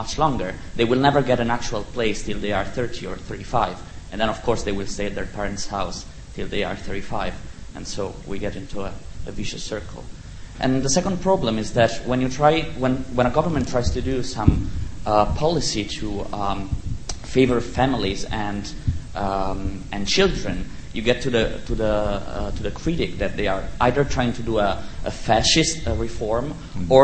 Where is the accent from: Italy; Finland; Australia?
Italy; moved away; I'm from Italy